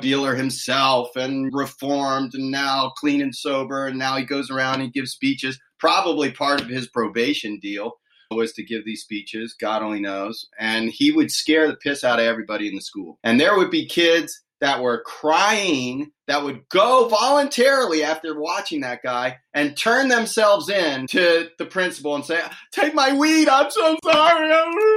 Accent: Washington, District of Columbia, United States; moved away as an adult; now in California, United States; I grew up in Washington, D.C. area, so I was very far from home.

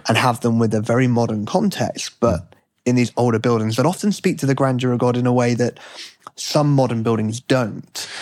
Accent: United Kingdom; now in United States; as a Brit now living in America

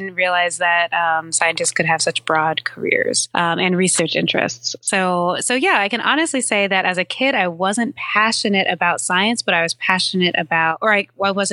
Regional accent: San Francisco, California, United States; now in New York, United States; Yeah, I'm definitely a Californian. I haven't lived there in quite some time now, but I was born in San Francisco

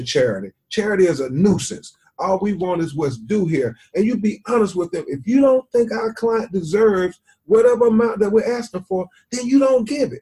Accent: Florida, United States; my home state of Florida

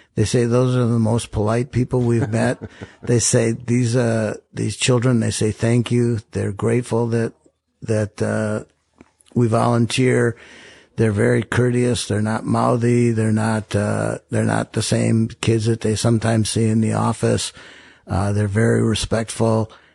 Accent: Rochester, Minnesota, United States; I grew up in Rochester.

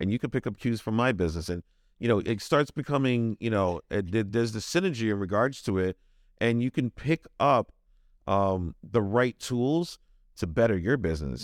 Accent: New York City, New York, United States; now in Rhode Island, United States; I'm originally from Brooklyn, New York, so a lot of my family's in New York.

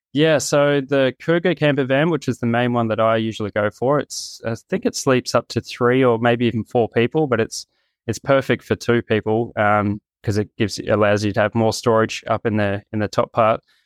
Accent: Gold Coast, Queensland, Australia; moved away; I'm from the Gold Coast in Australia

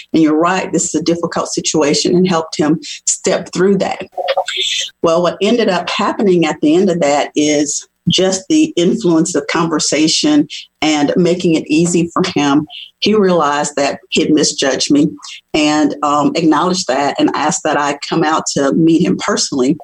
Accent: New Orleans, Louisiana, United States; moved away as an adult; also born or lived in Tennessee; I grew up in New Orleans, Louisiana, where there is a gumbo mixing pot of cultures

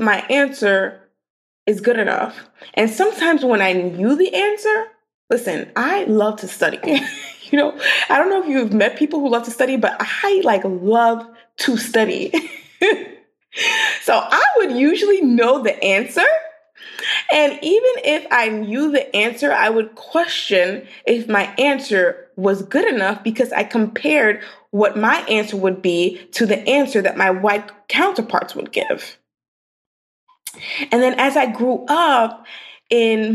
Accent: New York City, New York, United States; So I grew up in Brooklyn, New York.

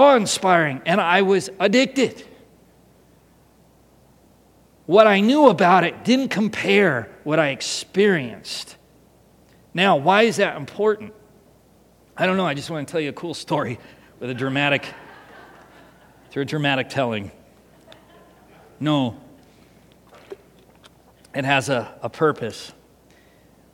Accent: San Diego, California, United States; also born or lived in Seattle, Washington; in 1988, we moved from Seattle to San Diego, California.

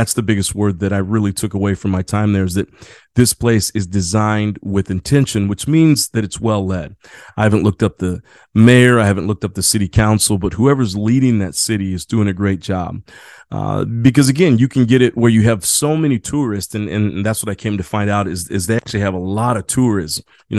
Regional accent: San Diego, California, United States; I'm from San Diego, California, so I don't hang out, in the mountains of Colorado.

